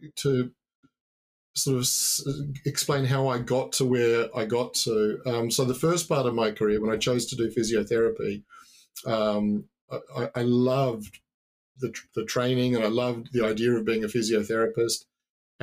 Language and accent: English; New Zealand; moved away; also born or lived in Australia; I was born in New Zealand. I grew up by the sea. My parents moved to Australia. That's where I finished high school